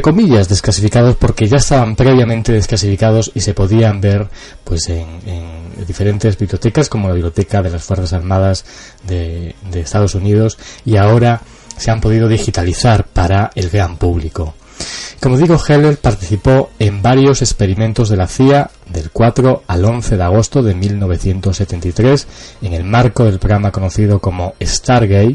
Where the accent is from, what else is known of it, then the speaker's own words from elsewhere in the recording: Cáceres, Extremadura, Spain; la ciudad donde yo nací, Cáceres